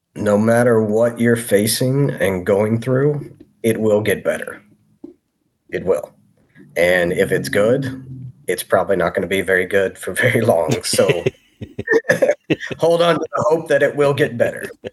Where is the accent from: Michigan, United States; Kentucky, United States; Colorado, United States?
Kentucky, United States; Maysville; moved away as an adult; Maysville, Kentucky, my hometown.